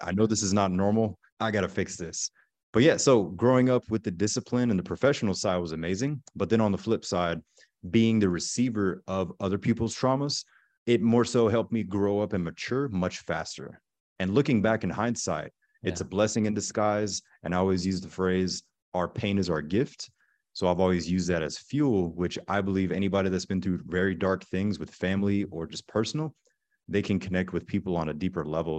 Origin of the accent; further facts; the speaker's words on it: Pensacola, Florida, United States; also born or lived in Germany; I'm originally from Pensacola, Florida. So, the panhandle in Florida. As a child, we grew up in Germany for a couple years because my dad was Army and my mother is German.